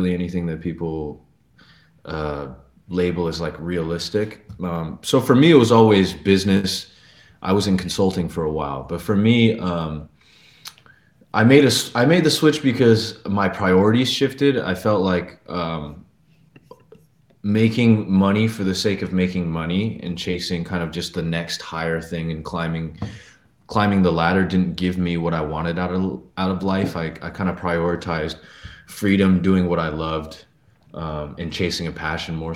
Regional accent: Northern California, United States; also born or lived in New York; now in Los Angeles, United States; I was born in New York to an immigrant family, and I was raised in Northern California

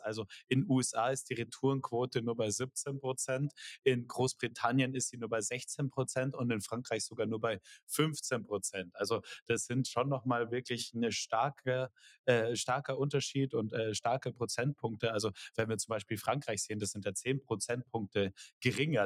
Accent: Germany; wir als Deutsche

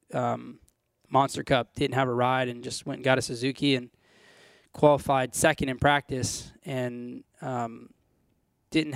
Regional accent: California, United States; I was born and raised in California

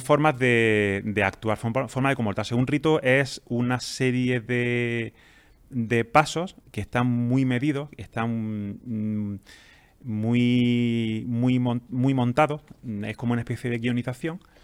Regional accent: Jaén, Andalusia, Spain; also born or lived in Granada; now in Almería, Spain; yo soy de Jaén. Ah, eh, pues, estudié en Granada y ahora vivo en Almería

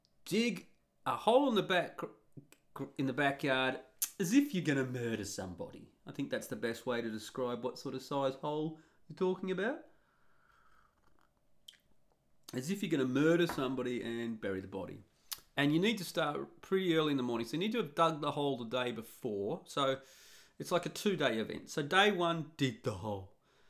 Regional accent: Australia; Now, you'll notice that I've left out Australia. And I'm Australian.

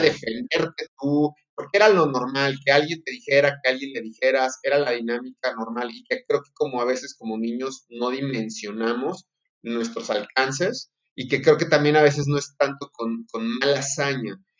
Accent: Durango, Mexico; also born or lived in Salamanca, Guanajuato; nacido en la ciudad de Salamanca, Guanajuato, pero por azares del destino, por trabajo de mi padre, yo caí a vivir a, Durango, así es que soy norteño a más no poder

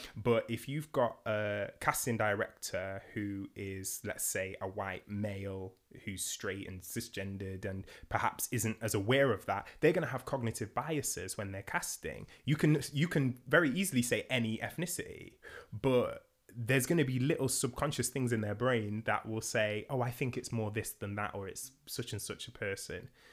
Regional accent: Nottingham, East Midlands, United Kingdom; I'm from Nottingham.

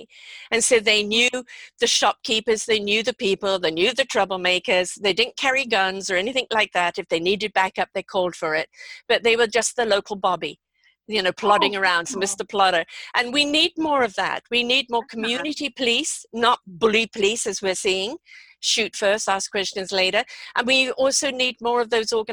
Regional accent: England, United Kingdom; moved away; when I grew up in England

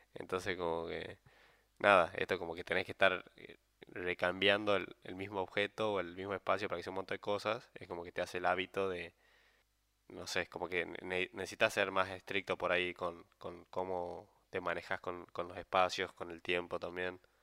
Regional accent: San Miguel de Tucumán, Tucumán, Argentina; moved away as an adult; also born or lived in Buenos Aires; soy de Tucumán, entonces me tuve que venir de Buenos Aires

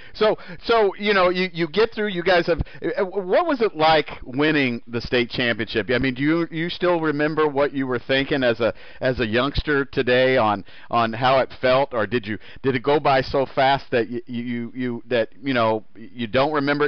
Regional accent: Indianapolis, Indiana, United States; born and raised in Indianapolis

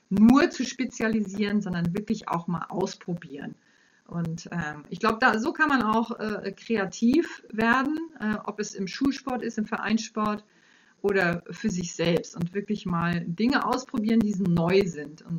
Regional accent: Kiel, Schleswig-Holstein, Germany; Ich komme aus Kiel, da war es möglich.

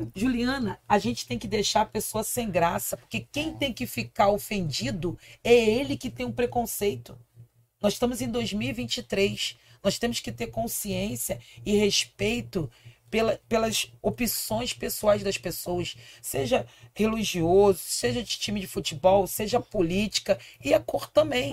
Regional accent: Rio de Janeiro, Brazil; Eu nasci no Morro do Cantagalo, uhum. em Copacabana, no Rio de Janeiro. Então eu sou garota Zona Sul

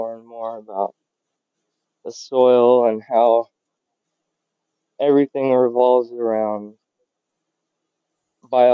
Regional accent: Ventura, California, United States; moved away as an adult; now in New Mexico, United States; I grew up in California, Ventura, California, and next to the beach

